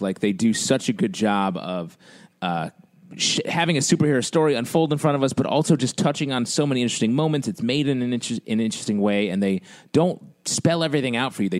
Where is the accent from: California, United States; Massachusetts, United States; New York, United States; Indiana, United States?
New York, United States; Syracuse; I'm from Syracuse.